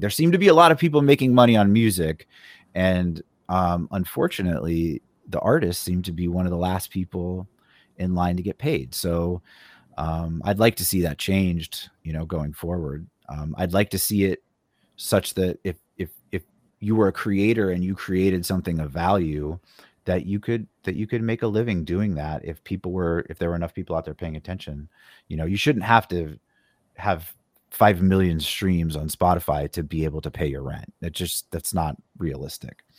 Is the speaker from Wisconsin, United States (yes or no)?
no; Phoenix, Arizona, United States; moved away; I grew up in Phoenix